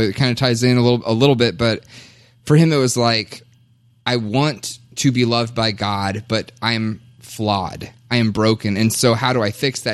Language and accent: English; Kentucky, United States; now in Minnesota, United States; I was born and raised in Kentucky